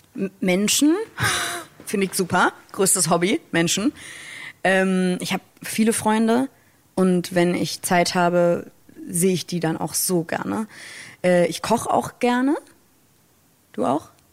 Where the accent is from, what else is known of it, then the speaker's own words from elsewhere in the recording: Hamburg, Germany; Ich als Nordlicht, als äh, Hamburger Dern